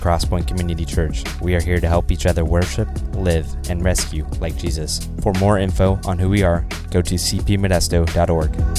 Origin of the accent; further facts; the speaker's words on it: Wyoming, United States; moved away; when I grew up in Wyoming